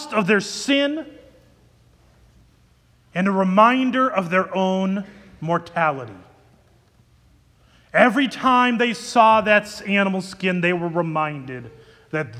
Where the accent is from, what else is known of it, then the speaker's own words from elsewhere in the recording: Ankeny, Iowa, United States; I grew up in Ankeny, Iowa. I lived there from second grade till I graduated from high school.